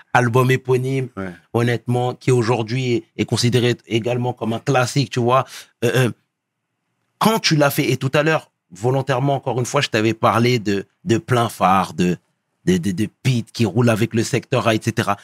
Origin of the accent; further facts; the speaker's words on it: Sarcelles, Île-de-France, France; je viens de Sarcelles